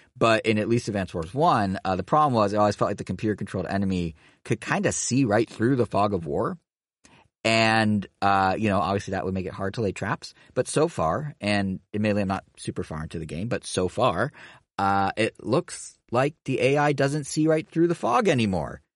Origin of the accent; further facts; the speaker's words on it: Montana, United States; moved away; I grew up in Montana